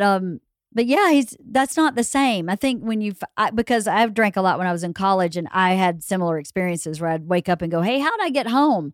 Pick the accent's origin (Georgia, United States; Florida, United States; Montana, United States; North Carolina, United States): Georgia, United States; moved away as an adult; also born or lived in New York; I grew up in Georgia and I grew up for a lot of it in rural Georgia on a f, uh, mostly on a farm